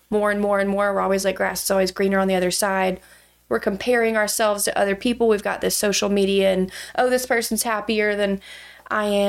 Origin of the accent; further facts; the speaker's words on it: Douglasville, Georgia, United States; now in Athens, United States; So I am from Douglasville, Georgia, originally. It's where I grew up.